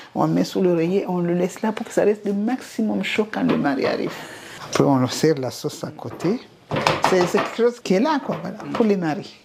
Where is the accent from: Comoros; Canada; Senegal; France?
Comoros; chez nous, en Comore